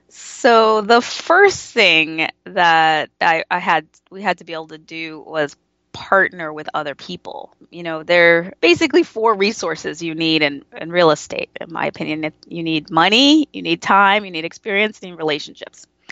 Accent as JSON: {"language": "English", "country": "United States", "said": "I grew up with a, in a, as a first generation American in an immigrant family"}